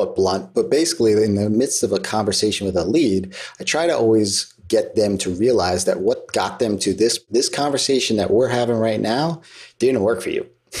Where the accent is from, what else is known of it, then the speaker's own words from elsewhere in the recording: New York, United States; As a New Yorker